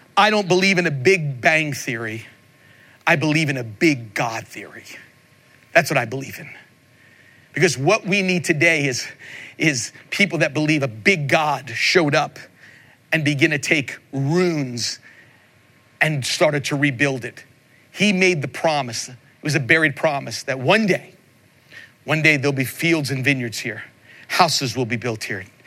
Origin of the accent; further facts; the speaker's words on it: Long Island, New York, United States; I grew up in Long Island, New York